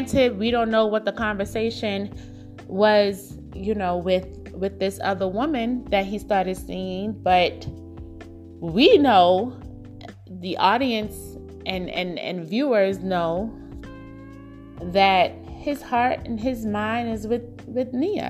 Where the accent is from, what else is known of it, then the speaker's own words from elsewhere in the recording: New York City, New York, United States; growing up in Brooklyn